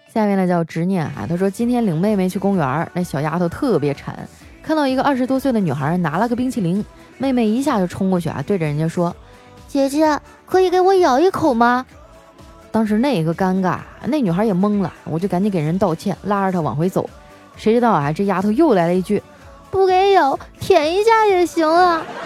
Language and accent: Chinese; Northeast China, China; 我们东北人呢，就是爱喝酒，并且还，还贼会劝酒